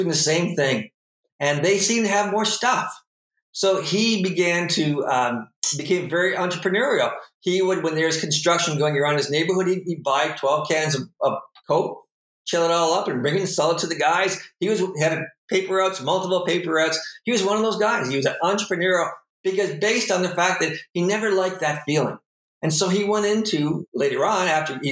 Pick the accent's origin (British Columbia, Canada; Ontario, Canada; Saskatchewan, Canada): Ontario, Canada; Sarnia; We grew up in Sarnia, so you know dirt roads weren't more than 10 minutes away